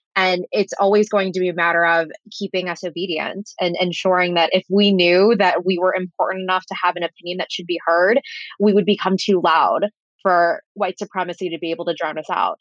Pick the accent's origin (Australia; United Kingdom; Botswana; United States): United States; Parma, Ohio; growing up in Parma